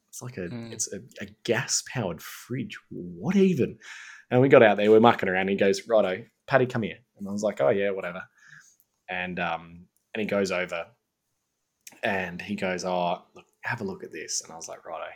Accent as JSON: {"language": "English", "town": "Mount Gambier", "region": "South Australia", "country": "Australia", "moved": "yes", "said": "I was from Mount Gambier."}